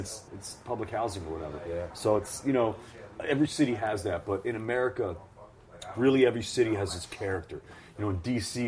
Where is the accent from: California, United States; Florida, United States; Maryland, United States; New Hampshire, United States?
Maryland, United States; Baltimore; also born or lived in Washington, D.C. / Virginia; now in Brooklyn, United States; I was actually born in Baltimore. My family's all from Brooklyn, but I was born in Baltimore. And I lived in the D.C. area. I lived in Virginia, I lived in Maryland, and I lived in D.C.